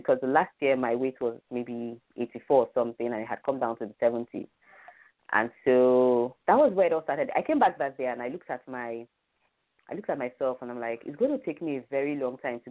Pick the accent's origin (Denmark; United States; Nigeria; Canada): Nigeria; as a Nigerian